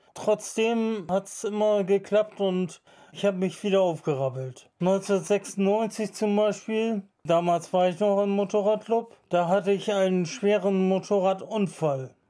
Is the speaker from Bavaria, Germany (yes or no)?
no; Bremen, Germany; ich bin aus Bremen-Osterholz, ich lebe da seit meiner Geburt und meine ganze Familie lebt da seit Ewigkeiten